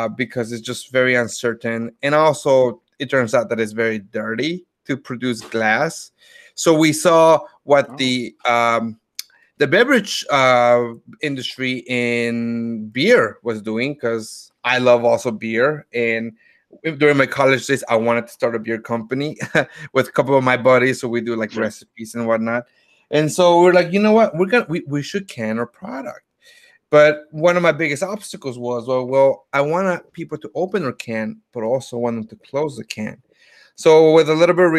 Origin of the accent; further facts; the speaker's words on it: Grand Rapids, Michigan, United States; also born or lived in Mexico City, Mexico; I was born in Mexico, but also raised in Grand Rapids